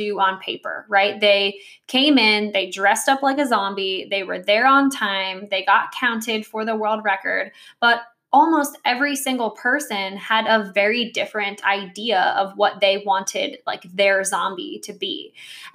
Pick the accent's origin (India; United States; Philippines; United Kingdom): United States; New Jersey; I grew up in New Jersey